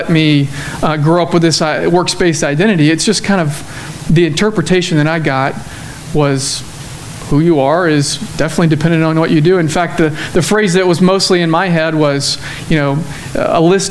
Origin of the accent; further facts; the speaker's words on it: Cullman, Alabama, United States; moved away as an adult; also born or lived in Dallas, Texas; now in Tyler, United States; growing up in Cullman, Alabama, where chickens are the economy